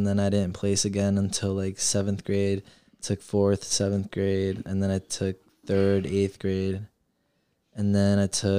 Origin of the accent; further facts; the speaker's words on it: Guttenberg, New Jersey, United States; also born or lived in North Bergen, New Jersey; raised in Gothenburg